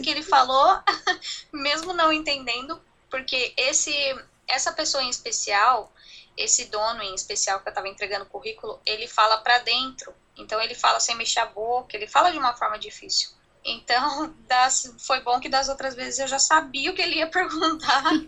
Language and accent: Portuguese; Brazil; moved away as an adult; now in New Zealand; A gente é brasileiro e a gente sempre vai ser